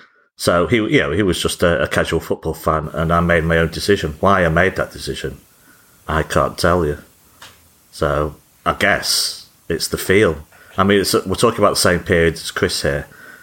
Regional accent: Whitefield, North West England, United Kingdom; I grew up in Whitefield.

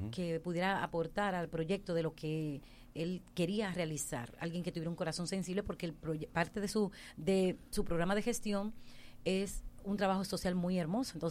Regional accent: Haina, San Cristóbal, Dominican Republic; also born or lived in San Isidro, Santo Domingo Este; now in Santo Domingo Este, Dominican Republic; No, nací, crecí en Jaina hasta el 2008.

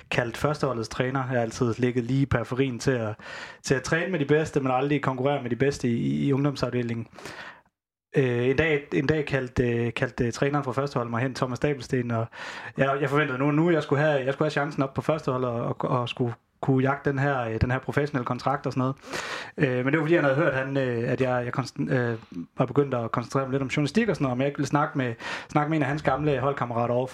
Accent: Starup, Southern Denmark, Denmark; also born or lived in Haderslev; jeg er fra Haderslev. Jeg er Haderslev-dreng. Jeg er født i Haderslev og opvokset ude i Starup.

